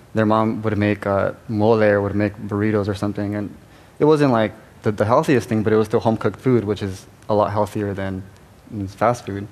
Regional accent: Los Angeles, California, United States; I was born and raised in East LA.

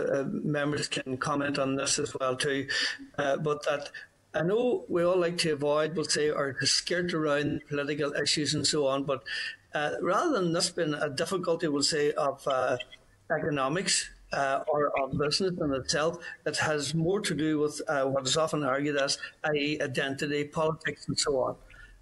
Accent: Northern Ireland, United Kingdom; It hasn't affected my own identity and my Irishness. I am as Irish today as what I was

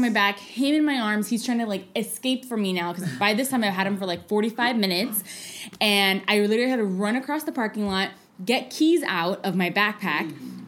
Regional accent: San Francisco, California, United States; also born or lived in Oakland; I'm born and raised here

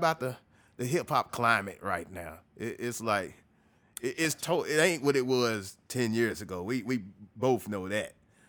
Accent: Texas, United States; You know, I'm from Texas, so I'll start going back to my Texas stuff and the local stuff.

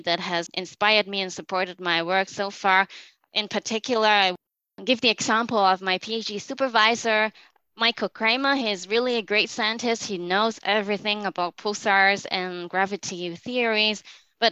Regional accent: Hong Kong; moved away as an adult; also born or lived in United Kingdom; I grew up in Hong Kong

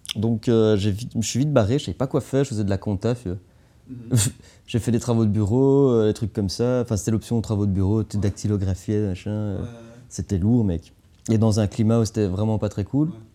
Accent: Anderlecht, Brussels-Capital Region, Belgium; je viens d'Anderlecht

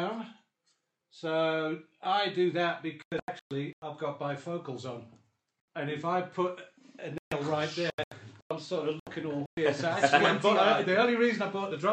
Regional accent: England, United Kingdom; now in South Africa; I was brought up in England

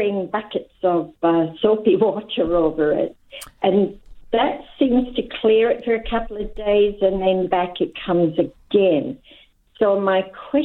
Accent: Scotland, United Kingdom; accent: Scottish; now in Mandurah, Australia; my Scottish accent

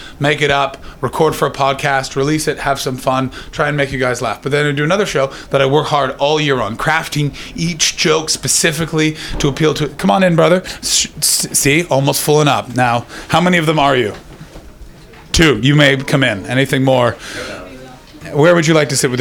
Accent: Canada; moved away as an adult; now in United Kingdom; I'm a Canadian

